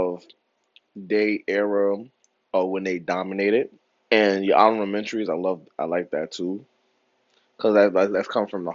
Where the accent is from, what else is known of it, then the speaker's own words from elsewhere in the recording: New York, United States; I'm from New York